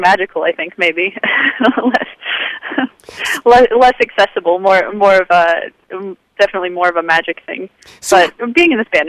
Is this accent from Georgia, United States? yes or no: no; Olympia, Washington, United States; now in Southern California, United States; I'm a kid from the Northwest, I'm originally from Olympia, Washington